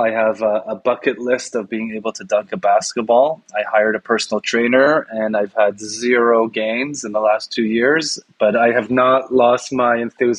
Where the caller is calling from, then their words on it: Toronto, Ontario, Canada; I'm talking from Toronto, home of the Toronto Raptors.